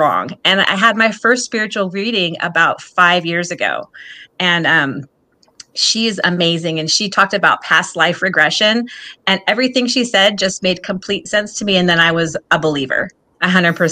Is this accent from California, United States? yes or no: yes; Southern California, United States; we're Native American, so from Southern California